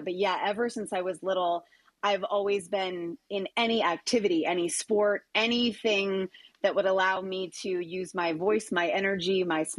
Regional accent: Green Valley, Arizona, United States; also born or lived in Phoenix, Arizona; loved growing up in Green Valley

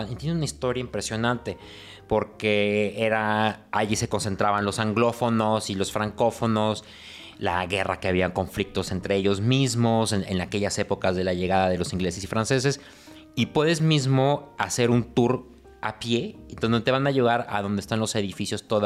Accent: Mexico; now in Montreal, Canada; yo sé que aquí, como mexicano que vive en Canadá, yo conozco los mercados de aquí

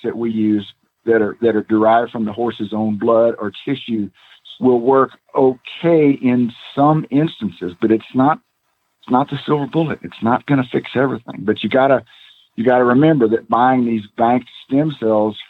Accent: Texas, United States; I'm from Texas

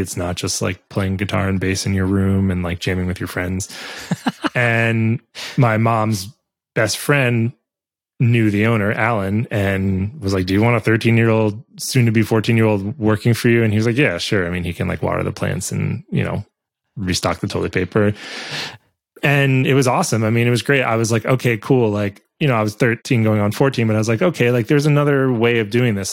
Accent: New York City, New York, United States; I grew up in New York City. So downtown New York

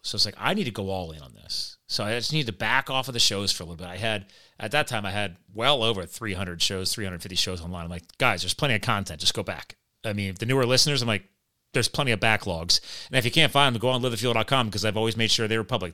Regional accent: New Jersey, United States; now in Pennsylvania, United States; I was born in Jersey

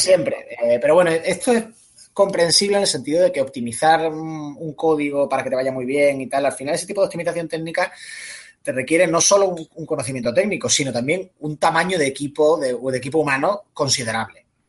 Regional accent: Málaga, Andalusia, Spain; yo soy de Málaga

